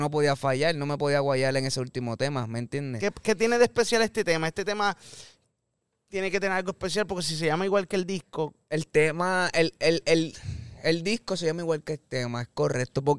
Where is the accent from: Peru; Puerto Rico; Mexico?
Puerto Rico; Ponce; yo me crié en Residencia de Los Rosales, súper orgulloso